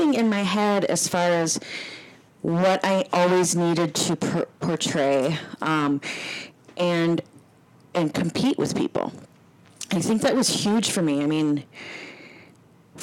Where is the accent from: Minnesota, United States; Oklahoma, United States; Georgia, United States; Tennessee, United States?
Minnesota, United States; New Brighton; I grew up in New Brighton, Minnesota